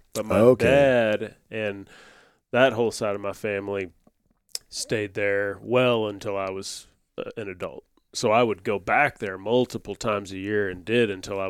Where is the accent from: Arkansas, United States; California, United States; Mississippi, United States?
Arkansas, United States; West Memphis; I'm from West Memphis.